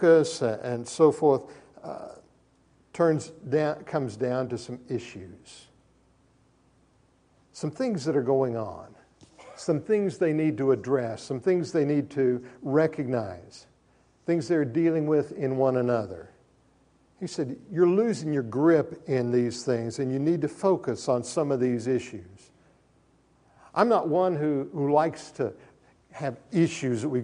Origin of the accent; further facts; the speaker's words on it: Oklahoma, United States; also born or lived in Minco, Oklahoma; I grew up in Oklahoma. It's been my home since 1957